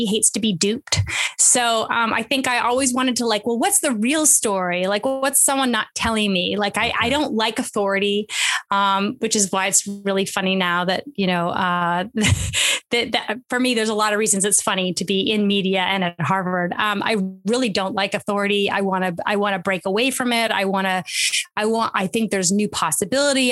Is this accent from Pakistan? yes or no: no; Canada; moved away as an adult; also born or lived in Montreal, Canada / London, United Kingdom / California, United States; now in United States; I was born and studied in Canada, and a Canadian, proud Canadian American